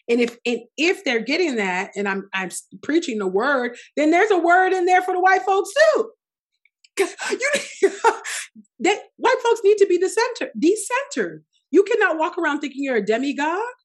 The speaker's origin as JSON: {"language": "English", "country": "Nigeria", "said": "I'm Nigerian"}